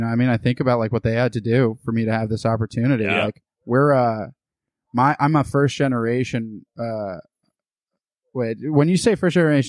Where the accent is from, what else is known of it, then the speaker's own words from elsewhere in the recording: United States; born there; I was born in the United States.